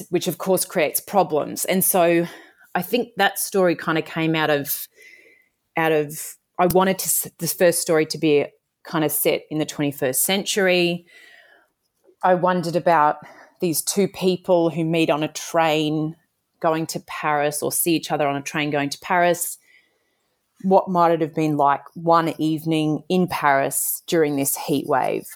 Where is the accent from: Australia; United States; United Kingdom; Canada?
Australia; Toowoomba, Queensland; I grew up in Toowoomba